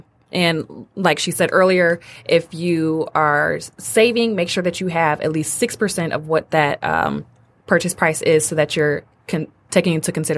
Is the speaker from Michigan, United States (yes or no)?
yes; Detroit, Michigan, United States; moved away as an adult; also born or lived in Ann Arbor; now in Royal Oak, United States; So my heart is in Detroit. I'm from Detroit, born and raised on the west side.